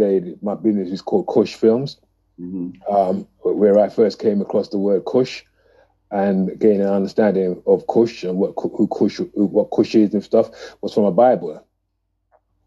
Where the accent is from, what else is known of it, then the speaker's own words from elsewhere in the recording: London, United Kingdom; a young man growing up in Tottenham, North London